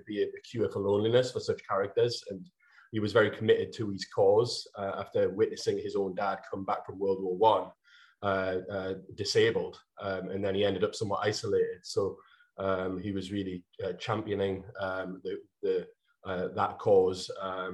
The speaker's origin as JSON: {"language": "English", "town": "North Shields", "region": "North East England", "country": "United Kingdom", "tie": "born or raised there", "said": "my hometown, which is North Shields"}